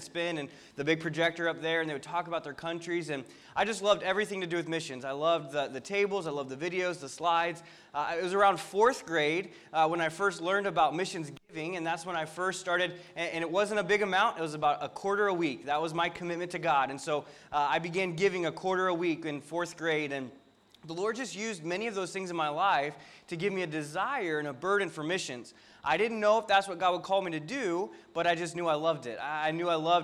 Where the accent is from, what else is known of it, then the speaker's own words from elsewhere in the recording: Florida, United States; my wife's from Virginia, I was from Florida, and we both grew up in Christian